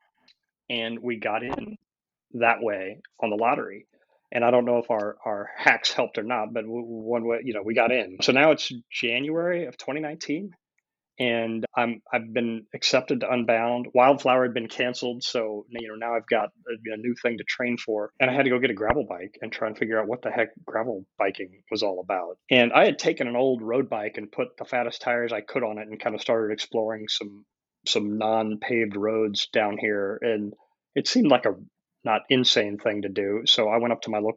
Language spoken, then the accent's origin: English; Kansas, United States; moved away; I'm from Western Kansas, Central Kansas, went to high school in Eastern Kansas. So I'm kind of from all over Kansas